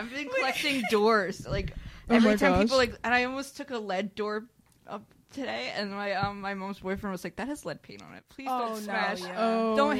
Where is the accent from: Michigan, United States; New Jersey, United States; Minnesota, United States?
New Jersey, United States; I'm from New Jersey